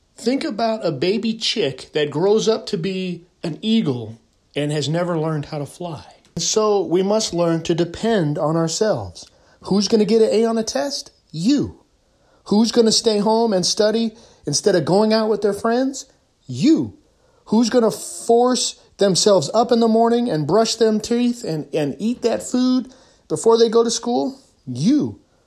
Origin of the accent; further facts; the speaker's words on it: California, United States; I'm from California.